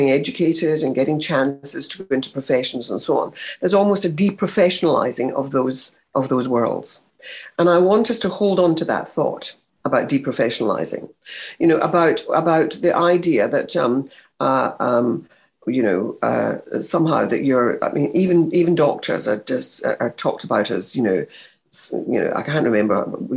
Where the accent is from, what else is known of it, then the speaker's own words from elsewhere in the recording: Scotland, United Kingdom; moved away; I came from Scotland. I wasn't even English.